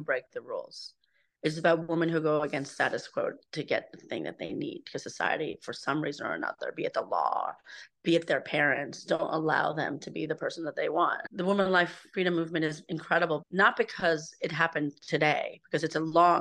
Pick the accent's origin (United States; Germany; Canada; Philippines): United States; New York City, New York; also born or lived in Shiraz, Iran; I'm a New Yorker.